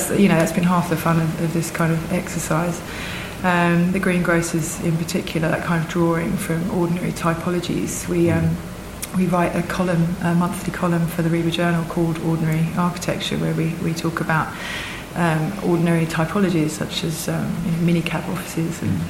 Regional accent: Essex, East of England, United Kingdom; we're both from Essex

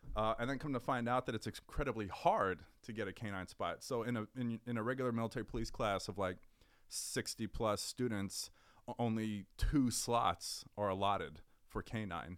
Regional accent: Richmond, California, United States; also born or lived in Berkeley, California; I grew up in the San Francisco Bay Area. I'm from a city called Richmond

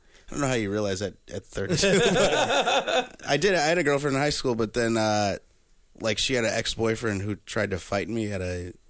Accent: Chicago, Illinois, United States; born or raised there

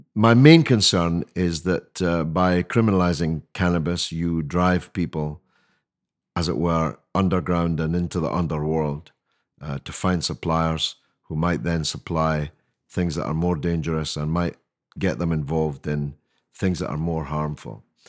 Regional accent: Scotland, United Kingdom; now in London, United Kingdom; I speak as a Scotsman

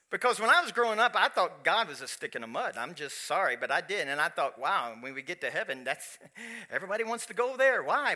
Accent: Kentucky, United States; I am from Kentucky

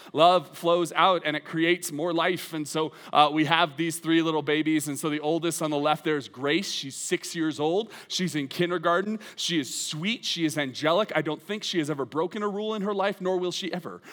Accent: United States; I love being an American

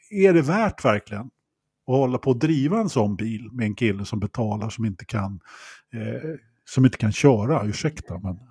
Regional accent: Sweden

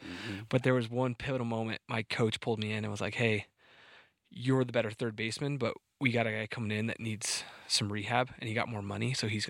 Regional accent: Montrose, Colorado, United States; Born and raised in Montrose, Colorado, so not too far from here, a little bit south.

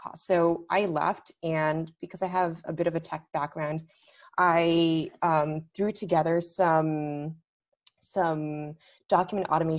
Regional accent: Los Angeles, California, United States; moved away as an adult; also born or lived in London / Washington, D.C.; LA, which is where I'm originally from

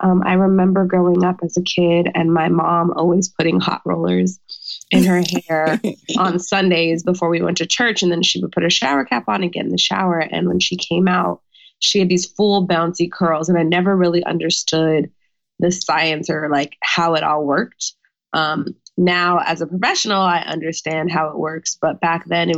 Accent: Orange County, California, United States; moved away as an adult; now in Washington, D.C., United States; California native. Yes. I grew up in Orange County

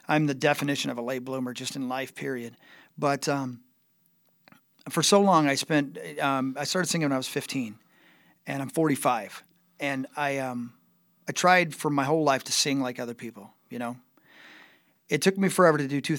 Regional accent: Union City, Indiana, United States; moved away; growing up in Union City, Indiana

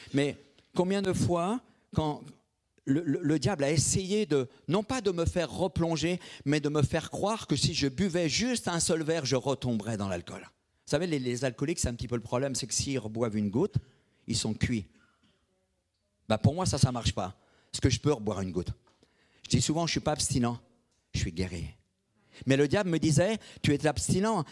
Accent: Brittany, France; je suis bretonne. Je suis breton

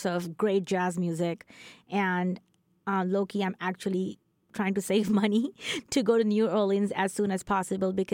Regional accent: northern India, India; moved away as an adult; Growing up in India and until recently, around 8 years ago

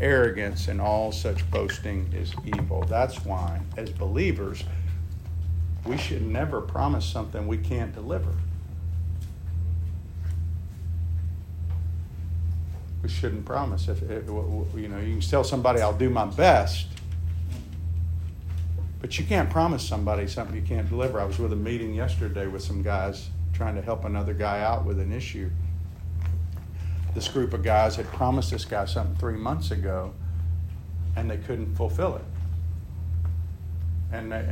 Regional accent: United States; as American men

